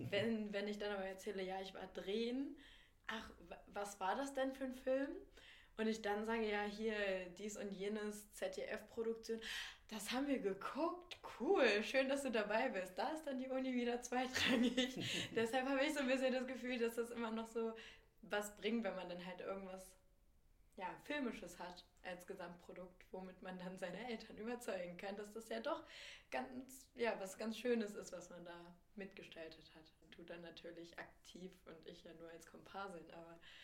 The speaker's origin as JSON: {"language": "German", "region": "Lower Saxony", "country": "Germany", "moved": "yes", "lives_now": "Berlin, Germany", "said": "ich komme ja auch aus Niedersachsen, aus einer Kleinstadt"}